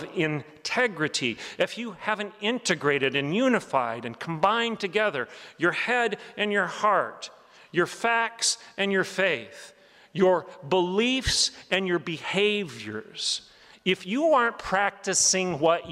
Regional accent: Oklahoma, United States; I'm from Oklahoma.

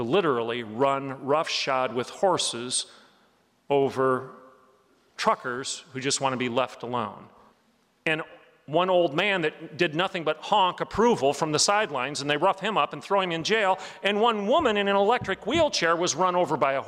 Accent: Oklahoma, United States; I'm from Oklahoma.

